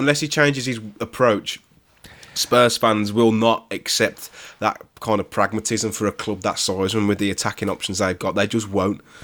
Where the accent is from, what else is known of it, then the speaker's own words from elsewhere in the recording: West Bromwich, West Midlands, United Kingdom; I'm born and, born and raised in West Bromwich